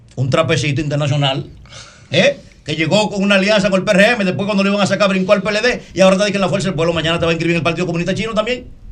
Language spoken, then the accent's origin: Spanish; Dominican Republic; mi alegría como dominicano